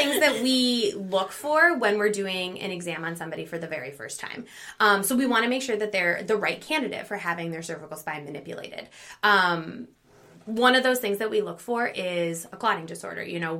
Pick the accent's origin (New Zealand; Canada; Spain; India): Canada; Hamilton, Ontario; now in United States; Yes, I am originally from Canada. Mm-hmm. I grew up in Hamilton, Ontario, so that is about 2.5 hours mm-hmm. from Rochester. I went to high school there. I went to college there